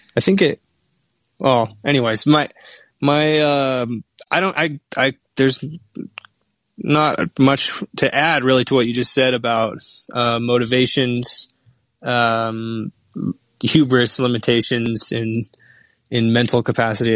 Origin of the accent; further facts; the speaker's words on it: Seattle, Washington, United States; I'm from Seattle